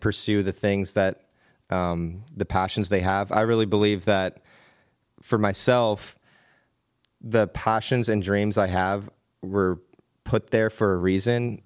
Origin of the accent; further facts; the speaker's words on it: Bird-in-Hand, Pennsylvania, United States; accent: Pennsylvania; I grew up in Pennsylvania in a pretty small town named Birdinghand